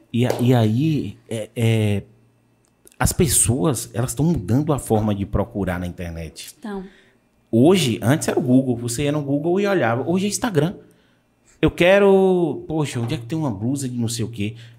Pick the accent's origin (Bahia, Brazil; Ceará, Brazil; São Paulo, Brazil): Bahia, Brazil; Vitória da Conquista; minha mãe é de Vitória da Conquista, eu sou de Vitória da Conquista